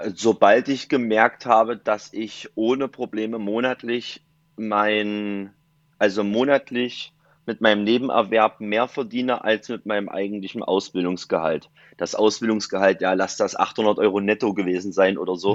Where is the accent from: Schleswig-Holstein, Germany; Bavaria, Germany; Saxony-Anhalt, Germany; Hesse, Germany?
Saxony-Anhalt, Germany; Dessau; now in Viersen, Germany; komme aus Viersen, gebürtig aus Dessau.